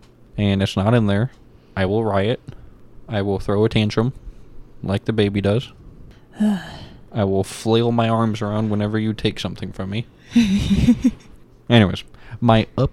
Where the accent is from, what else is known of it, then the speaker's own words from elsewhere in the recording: United States; we are American